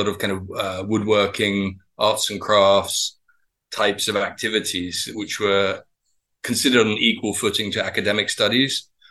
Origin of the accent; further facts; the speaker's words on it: Devon, South West England, United Kingdom; also born or lived in Cambridge, United Kingdom; I was born in Cambridge in the UK, but I spent a lot of my childhood in Devon